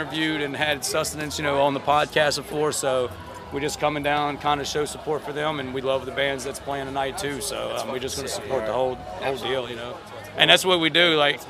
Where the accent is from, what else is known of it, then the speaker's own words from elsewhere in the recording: New Orleans, Louisiana, United States; I'm from New Orleans.